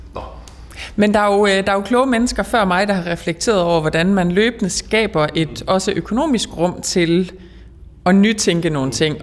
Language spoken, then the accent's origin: Danish; the North Sea coast, West Jutland, Denmark; jeg er opvokset ved Vesterhavet